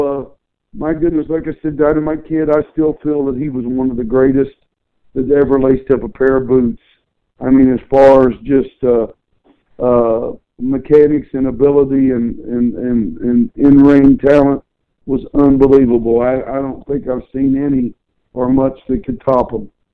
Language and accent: English; Chillicothe, Ohio, United States; my hometown Chillicothe, Ohio had a lot of great professional wrestlers come from it